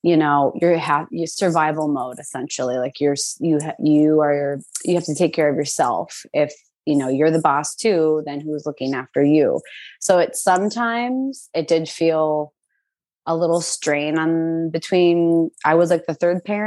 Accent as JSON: {"language": "English", "town": "St. Cloud", "region": "Minnesota", "country": "United States", "tie": "born or raised there", "moved": "as an adult", "lives_now": "New York City, United States", "said": "I grew up in St. Cloud, Minnesota, born and raised up until I was 18"}